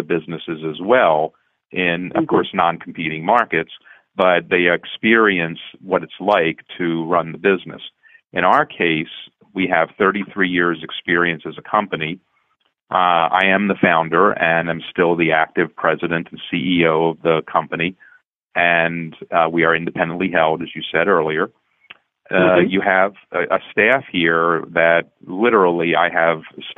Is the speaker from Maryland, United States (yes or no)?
yes; Baltimore, Maryland, United States; moved away as an adult; now in Philadelphia, United States; I grew up in Baltimore, and so I was a Colts fan.